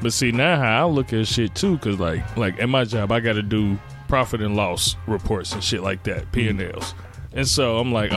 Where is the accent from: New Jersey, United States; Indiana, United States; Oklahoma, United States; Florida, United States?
Indiana, United States; Gary; I'm come from Gary, Indiana